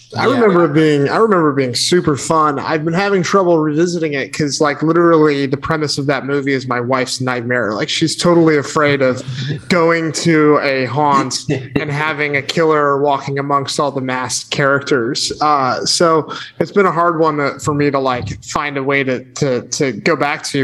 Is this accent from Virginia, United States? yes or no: no; Connecticut, United States; I grew up in Connecticut, which is just down the road from New York and Sleepy Hollow